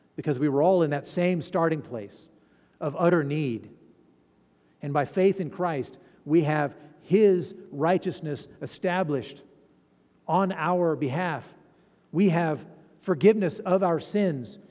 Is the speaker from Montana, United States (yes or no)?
no; Fallon, Nevada, United States; I'm from Fallon